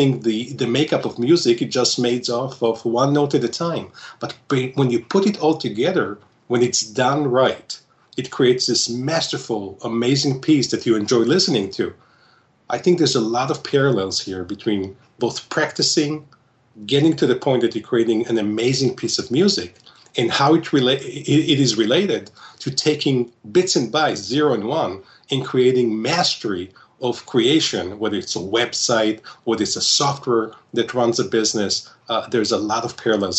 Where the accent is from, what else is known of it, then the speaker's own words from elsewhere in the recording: Israel; moved away as an adult; now in Solon, Ohio, United States; I was born and raised in Israel